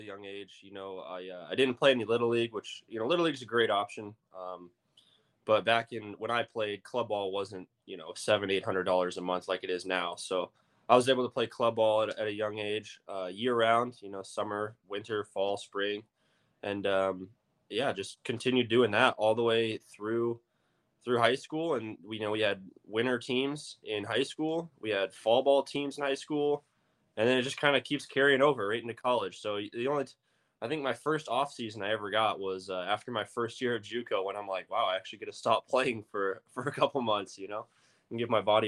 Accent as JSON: {"language": "English", "region": "Arizona", "country": "United States", "tie": "born or raised there", "said": "I grew up in Arizona"}